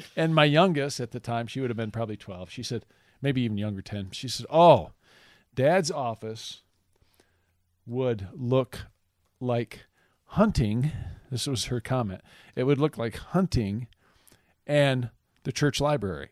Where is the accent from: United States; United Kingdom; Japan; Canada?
United States; Michigan; moved away as an adult; now in Lawrence, Kansas, United States; I grew up in Michigan, um, and we moved here in my mid-thirties